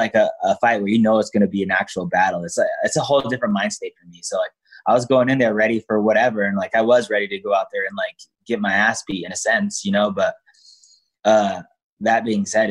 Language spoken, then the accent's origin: English; Denver, Colorado, United States; I grew up in Denver, Colorado